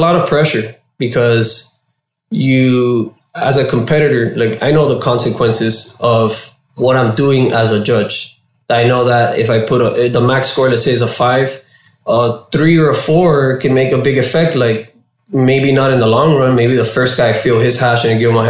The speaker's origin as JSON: {"language": "English", "town": "Miami", "region": "Florida", "country": "United States", "also_born_or_lived": "Washington", "moved": "as an adult", "lives_now": "California, United States", "said": "I'm a dude from Miami, Florida. Cuban out there"}